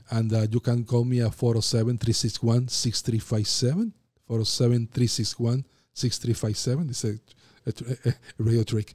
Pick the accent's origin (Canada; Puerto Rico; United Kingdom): Puerto Rico; English is a second language; moved away as an adult; also born or lived in Philadelphia, United States; now in Florida, United States; I'm from Puerto Rico, I'm Caribbean, and I talk fast